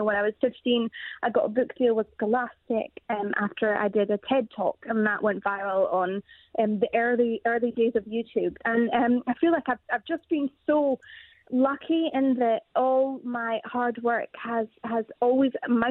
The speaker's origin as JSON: {"language": "English", "region": "Scotland", "country": "United Kingdom", "said": "we're from Scotland"}